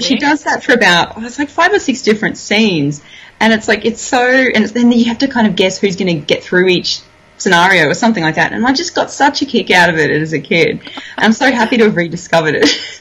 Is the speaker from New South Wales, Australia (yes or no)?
no; Toowoomba, Queensland, Australia; moved away; I grew up in Toowoomba.